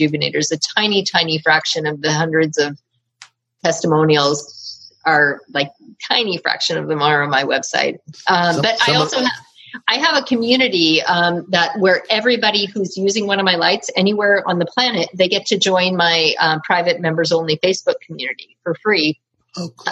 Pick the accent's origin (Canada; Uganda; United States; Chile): Canada; I'm from Canada and we spell color COLOUR